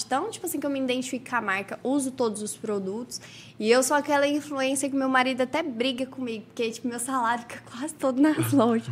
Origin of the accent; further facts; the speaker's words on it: Caldas Novas, Goiás, Brazil; also born or lived in Goiânia; Eu nasci em Goiânia, nasci em Goiânia, mas desde os meus sete anos eu moro aqui, então eu me considero Caldas Novense